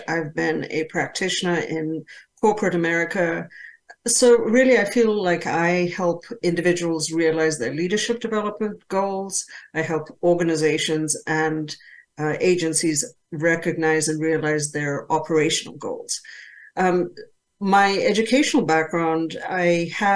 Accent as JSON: {"language": "English", "country": "Zambia", "tie": "born or raised there", "moved": "yes", "said": "when I was growing up, I grew up in Zambia in Africa."}